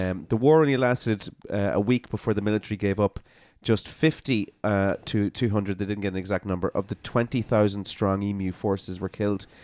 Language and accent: English; Ireland; also born or lived in Belfast; I was born in Belfast. It's not part of the U K. But I grew up in Ireland. I'm Irish